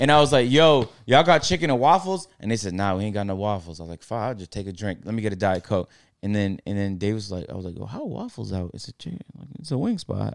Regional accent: Toronto, Ontario, Canada; now in Atlanta, United States; I'm from Toronto

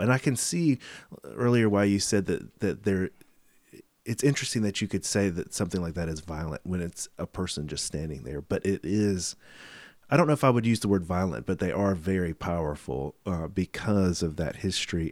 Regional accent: the South, United States; I'm from the South

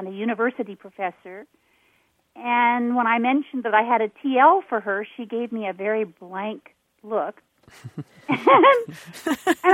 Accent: Seattle, Washington, United States; moved away; I'm from Seattle originally.

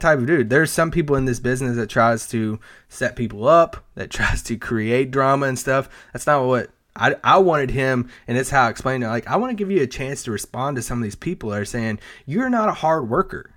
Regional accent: Kentucky, United States; I'm from Kentucky

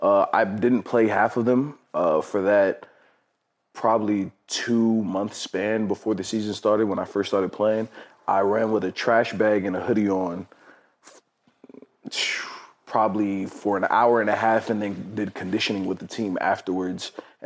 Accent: Maryland, United States; also born or lived in Honolulu / Washington; Well, I was born in Honolulu, Hawaii, moved from Honolulu, Hawaii to the state of Washington. And then from Washington, we moved to Maryland. I didn't really start playing sports until I got to Maryland.

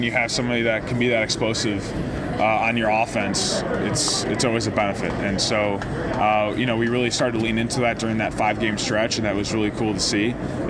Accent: Chicago, Illinois, United States; obviously I would love to be in Chicago. It's my hometown and, you know, my hometown team and all

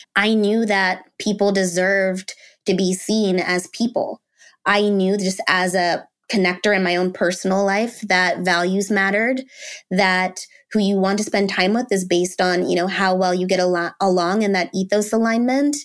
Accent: Washington, District of Columbia, United States; I was born in the D C area

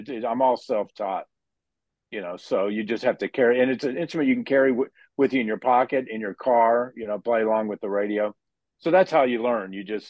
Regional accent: Dallas, Texas, United States; I grew up in Dallas

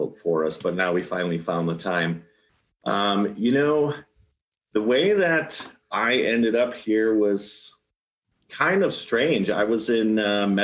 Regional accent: Arlington Heights, Illinois, United States; moved away as an adult; also born or lived in LaGrange, Illinois / Naperville, Illinois; now in Longmont, United States; I grew up in the northwest suburbs. I was born in Arlington Heights, raised a little bit in LaGrange and Naperville, but most of my, I would say my formative years, from the time I was like in fifth grade until probably after I got out of the military, I lived in Arlington Heights.

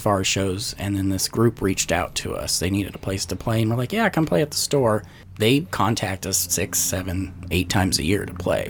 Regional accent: Glasgow, Montana, United States; also born or lived in Florida; now in Nashville, United States; I was born and raised in Montana

